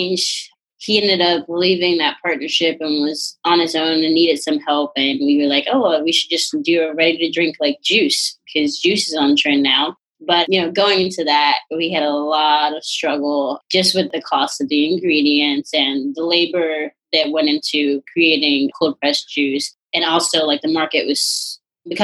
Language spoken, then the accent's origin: English; Chicago, Illinois, United States; moved away as an adult; also born or lived in Oak Park, Illinois; now in Los Angeles, United States; And then around sixth, seventh grade, I moved back to the south side of Chicago